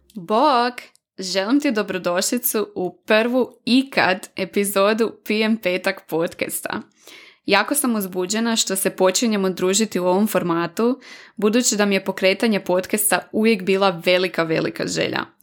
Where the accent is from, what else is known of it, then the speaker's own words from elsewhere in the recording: Varaždin, Varaždin County, Croatia; moved away as an adult; now in Zagreb, Croatia; dolazim iz Varaždina i već 8 godina od početka fakulteta živim i radim u Zagrebu